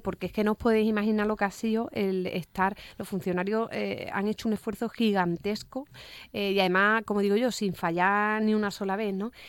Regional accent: Cádiz, Andalusia, Spain

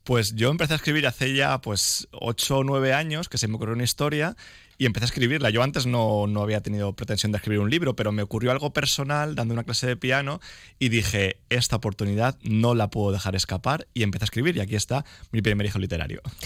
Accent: Nueva, Valencian Community, Spain; also born or lived in Elche; mañana voy a estar en Nueva, que es mi pueblo

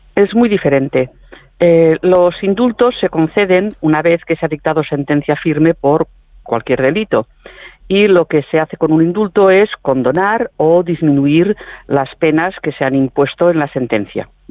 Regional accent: Catalonia, Spain; los catalanes

